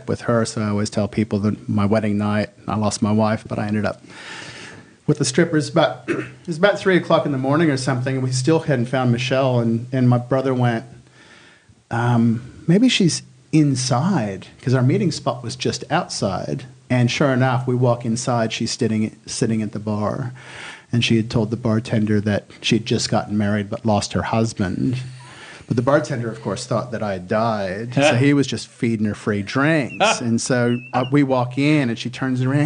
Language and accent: English; United States; accent: American; moved away as an adult; now in Australia; my American accent